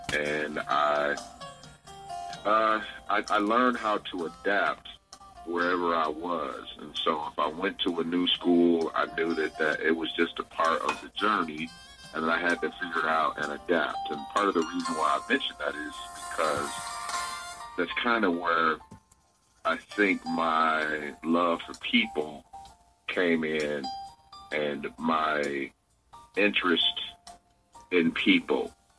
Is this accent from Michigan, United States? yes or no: yes; Muskegon, Michigan, United States; also born or lived in Grand Rapids; And I was born in Muskegon, Michigan, and I spent time growing up between Muskegon and Grand Rapids, Michigan.